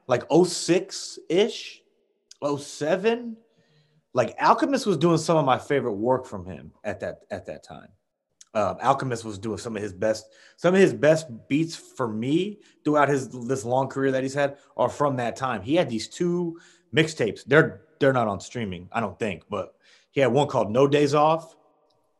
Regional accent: Midwest, United States; I'm a Midwest guy

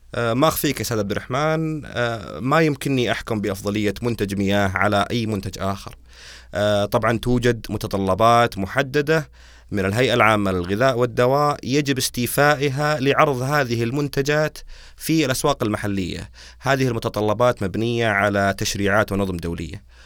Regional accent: Saudi Arabia; عندنا بالسعوديه

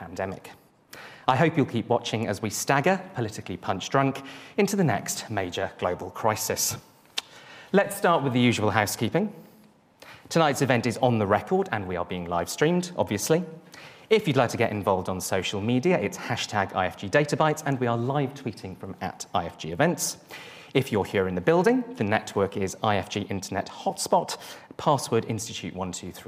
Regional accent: Welsh, Wales, United Kingdom; Being Welsh

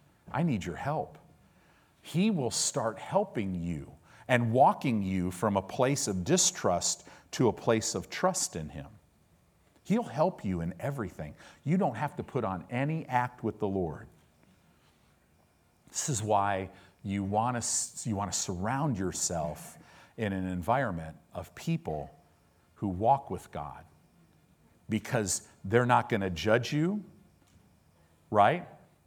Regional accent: California, United States; Because I grew up in Southern California

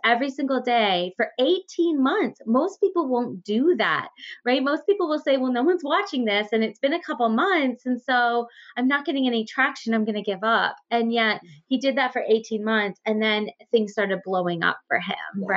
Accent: Ontario, Canada; born or raised there; also born or lived in Guelph

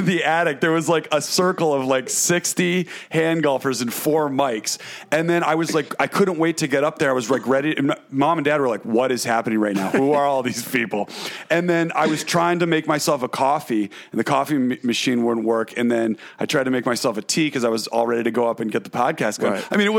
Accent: Watertown, United States; Our house, we grew up in Watertown, but it was like it was like parts of it were like that house

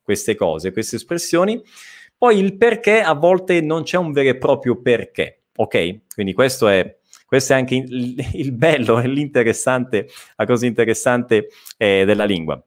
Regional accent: Italy; accent: Italian; avrò il mio accento italiano

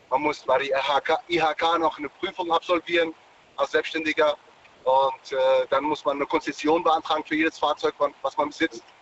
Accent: Darmstadt, Hesse, Germany; also ich komme auch nicht ursprünglich aus Düsseldorf, äh, komme ursprünglich aus Darmstadt.

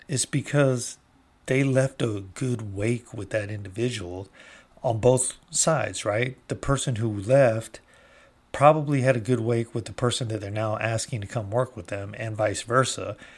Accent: United States; I have been proud as an American for my almost forty-eight years

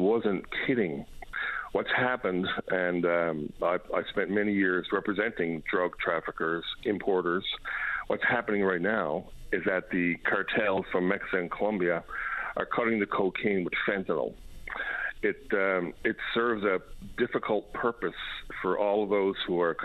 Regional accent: Newfoundland and Labrador, Canada; moved away as an adult; now in British Columbia, Canada; I practiced law in Newfoundland for quite a long period of time until I moved to British Columbia

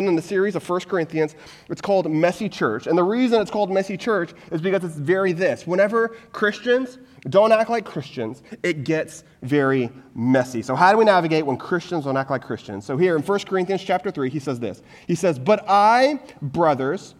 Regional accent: Texas, United States; moved away; I'm originally from Texas

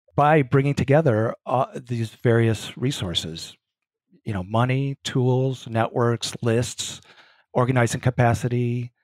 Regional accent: Grinnell, Iowa, United States; moved away as an adult; also born or lived in St. Paul, Minnesota; now in Chicago, United States; I grew up in Grinnell, Iowa.

